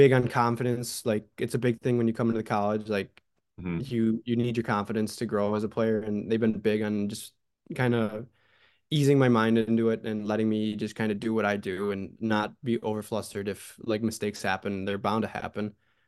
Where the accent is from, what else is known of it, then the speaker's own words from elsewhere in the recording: Hamburg, New York, United States; moved away as an adult; now in Bowling Green, United States; I grew up in Hamburg, which was, it's a big town